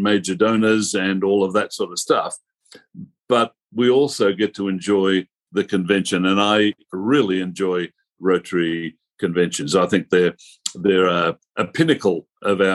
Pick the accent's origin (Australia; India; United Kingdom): Australia; I am Australian.